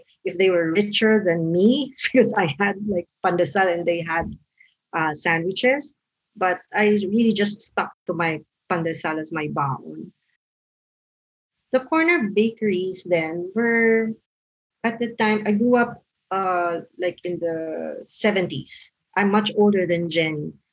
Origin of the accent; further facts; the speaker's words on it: Quezon City, Metro Manila, Philippines; moved away; I grew up in Quezon City, in a well middle class community in Cubao